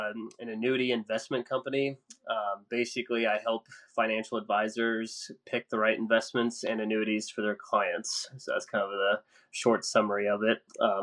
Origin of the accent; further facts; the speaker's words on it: Ohio, United States; moved away as an adult; now in Nashville, United States; so I've been here about 2.5 years. I'm originally from Ohio. My job actually got transferred to Nashville about 2.5 years ago. So that's kind of what brought me here.